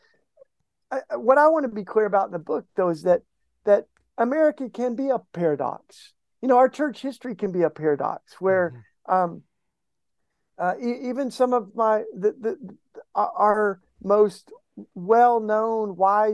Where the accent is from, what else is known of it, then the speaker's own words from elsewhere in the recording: East Tennessee, United States; I grew up in East Tennessee